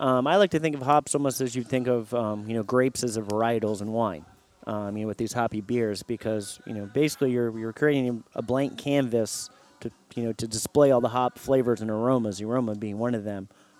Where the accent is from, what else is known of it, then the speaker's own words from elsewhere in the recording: Philadelphia, Pennsylvania, United States; now in Tampa, United States; I'm from Philadelphia, and I've been to their original brewery in Pottsville a few times.